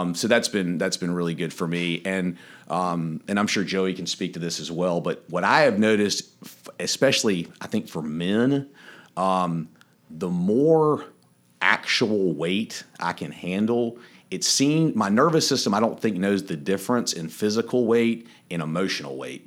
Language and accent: English; Wilmington, North Carolina, United States; moved away as an adult; now in Charleston, United States; I grew up in Wilmington, North Carolina